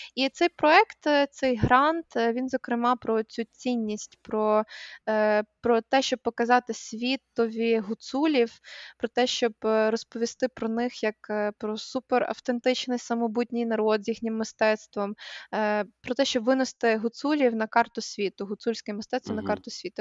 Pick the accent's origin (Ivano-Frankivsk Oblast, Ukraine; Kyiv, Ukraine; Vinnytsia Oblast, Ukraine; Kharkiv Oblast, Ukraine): Ivano-Frankivsk Oblast, Ukraine; Kosiv; moved away; коли росла в Косові